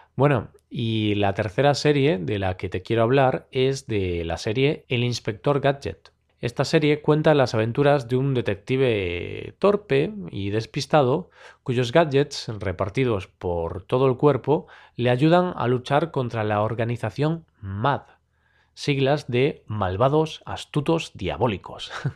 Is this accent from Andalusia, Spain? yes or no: no; Galicia, Spain; first language Spanish and Galician; Galicia, la región en la que vivo, en España, por lo que la veía en gallego, el otro idioma que también soy nativo